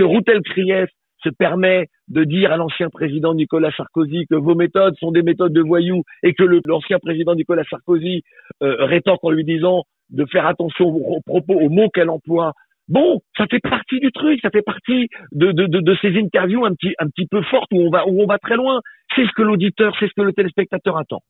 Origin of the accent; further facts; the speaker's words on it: Guadeloupe; je suis guadeloupéen, je suis africain de la Caraïbe et de la Guadeloupe